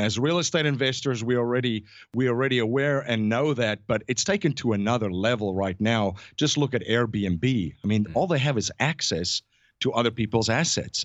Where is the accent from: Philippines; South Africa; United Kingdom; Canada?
South Africa; moved away as an adult; now in United States; I'm originally from South Africa, born and raised. Um, I grew up in South Africa